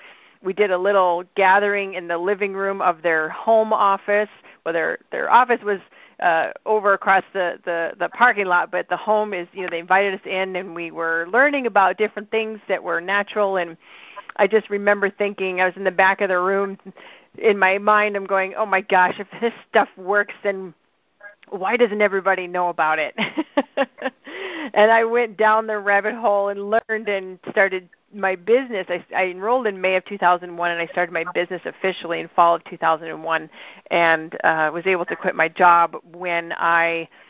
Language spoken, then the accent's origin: English; Midwest, United States; accent: Midwestern; they might pick up my Midwestern accent and start talking nasal like me.